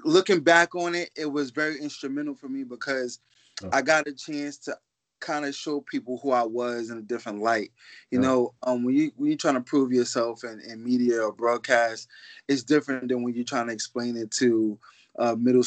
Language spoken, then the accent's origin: English; New York City, New York, United States; I'm from Harlem by way of the Bronx